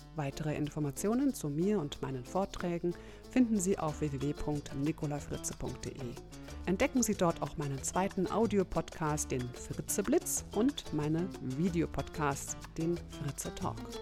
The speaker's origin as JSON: {"language": "German", "country": "Germany", "said": "bei uns in Deutschland"}